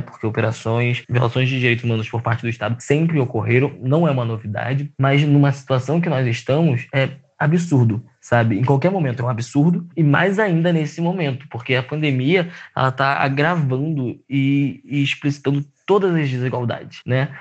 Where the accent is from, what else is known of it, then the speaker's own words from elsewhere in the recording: Rio de Janeiro, Brazil; eu sou de Campo Grande